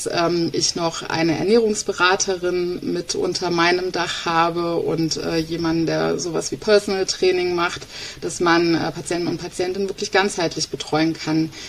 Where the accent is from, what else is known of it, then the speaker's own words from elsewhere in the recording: East Germany, Germany; Ich bin ja ein äh, Ostkind, ein Kind der DDR.